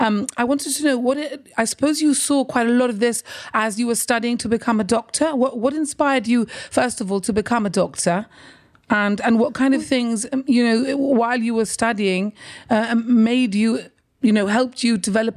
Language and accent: English; Gibraltar; you're a fellow Gibraltarian.